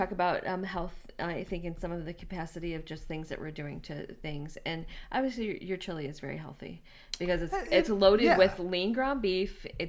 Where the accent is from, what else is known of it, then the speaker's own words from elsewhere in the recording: Chicago, Illinois, United States; we're both from Chicago.